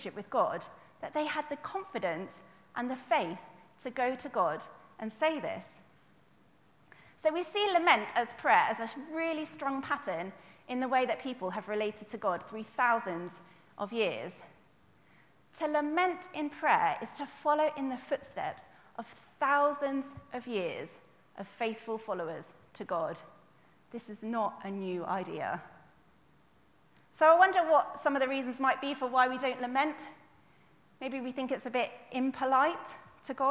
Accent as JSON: {"language": "English", "country": "United Kingdom", "said": "we would complain as like British people"}